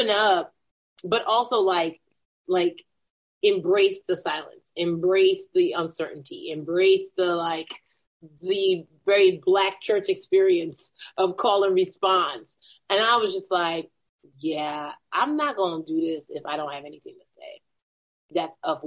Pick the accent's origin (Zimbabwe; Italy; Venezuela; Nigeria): Nigeria; moved away; I'm still a Nigerian who likes competition